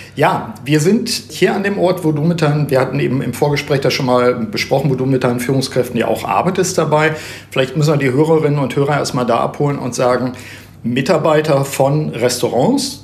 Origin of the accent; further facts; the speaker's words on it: Osnabrück, Lower Saxony, Germany; in Osnabrück, meiner Heimatstadt